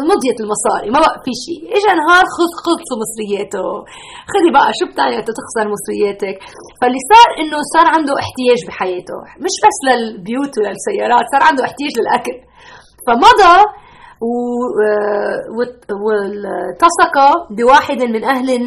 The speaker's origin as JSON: {"language": "Arabic", "country": "Lebanon", "moved": "yes", "lives_now": "United States", "said": "انا بتذكر من 30 سنه هربنا من لبنان نحن وجينا على امريكا"}